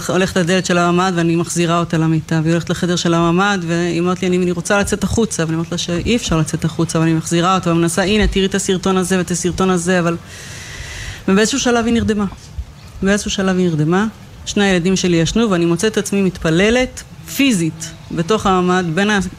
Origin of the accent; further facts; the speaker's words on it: Kfar Aza, Southern District, Israel; נולדתי וגדלתי בכפר עזה